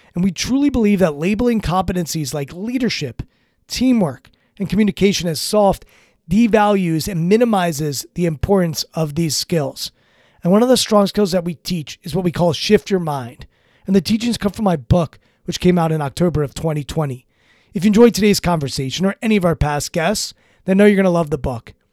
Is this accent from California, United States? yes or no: no; Washington, District of Columbia, United States; I'm from Washington, D C.